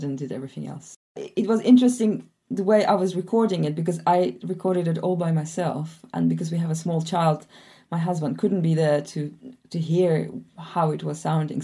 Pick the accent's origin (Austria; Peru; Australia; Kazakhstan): Kazakhstan; Almaty; also born or lived in south of France; now in France; I grew up in Almaty, Kazakhstan, and now I live in the south of France